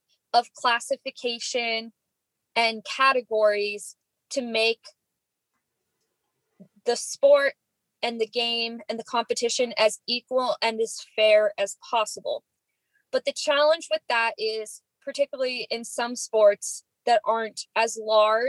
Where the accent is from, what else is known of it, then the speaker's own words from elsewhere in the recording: Boise, Idaho, United States; moved away as an adult; also born or lived in Indianapolis, Indiana; I grew up in Boise, Idaho